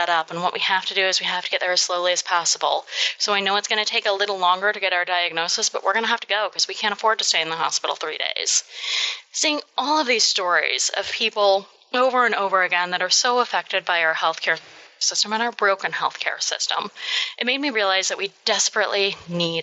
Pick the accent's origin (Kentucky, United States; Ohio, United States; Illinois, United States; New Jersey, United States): Kentucky, United States; I'm from Kentucky